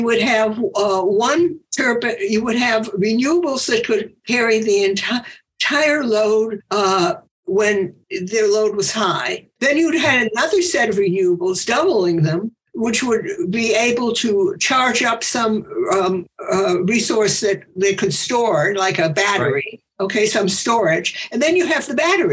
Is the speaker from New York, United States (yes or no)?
no; Chicago, Illinois, United States; I grew up in Chicago